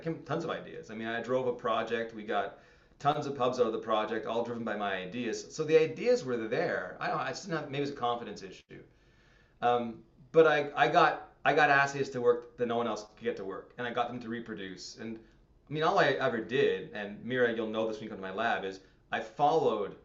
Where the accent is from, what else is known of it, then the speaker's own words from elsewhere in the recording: Montreal, Quebec, Canada; moved away as an adult; now in Hamilton, Canada; Growing up in Montreal, very, very insular community.